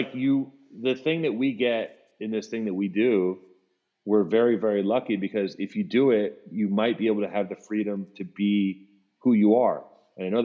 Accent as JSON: {"language": "English", "town": "Los Angeles", "region": "California", "country": "United States", "tie": "born or raised there", "said": "growing up in Venice, it was like, I didn't want that, that was not applauded, being a fucking nerd."}